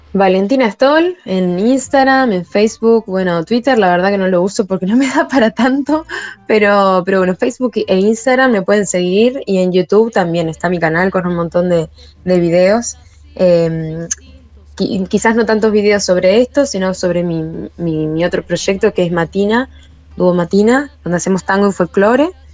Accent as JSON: {"language": "Spanish", "region": "Maldonado", "country": "Uruguay", "said": "soy Fernandina de Maldonado"}